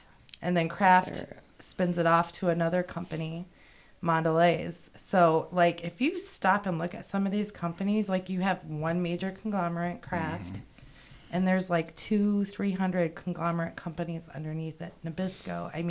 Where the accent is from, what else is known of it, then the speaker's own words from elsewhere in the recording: Wisconsin, United States; now in Fort Wayne, United States; I'm from Wisconsin.